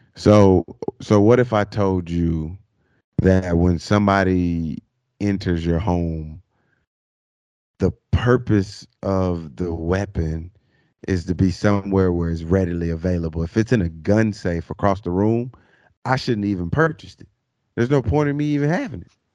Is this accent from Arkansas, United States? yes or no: yes; Arkansas, United States; growing up in Arkansas, man, um, driving to school, uh, high school back in those days